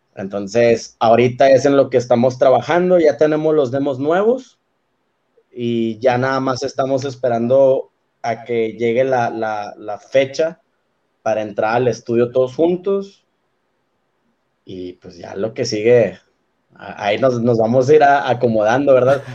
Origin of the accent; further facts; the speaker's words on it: Monterrey, Nuevo León, Mexico; en Monterrey decimos sacas